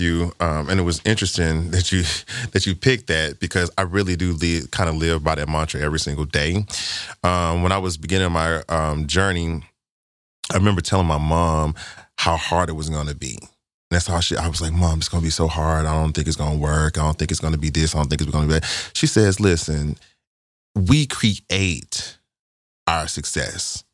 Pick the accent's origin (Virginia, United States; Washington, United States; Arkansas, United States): Arkansas, United States; I'm from Arkansas. I'm a country